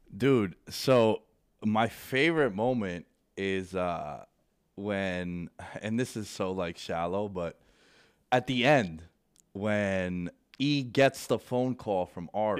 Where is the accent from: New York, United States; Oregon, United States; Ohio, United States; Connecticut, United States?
New York, United States; New York City; Born and raised in New York. Um, Queens Boulevard is three blocks away